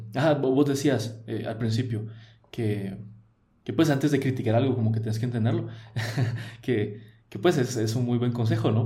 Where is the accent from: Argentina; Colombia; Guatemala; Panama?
Guatemala; first language Spanish; yo nací en Guatemala, yo aprendí el español, yo fui criado católico